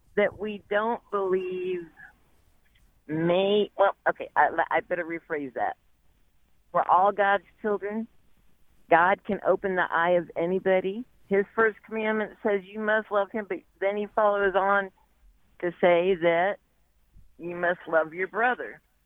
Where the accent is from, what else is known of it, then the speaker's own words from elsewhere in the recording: Kansas, United States; moved away as an adult; now in North Carolina, United States; I was raised in Kansas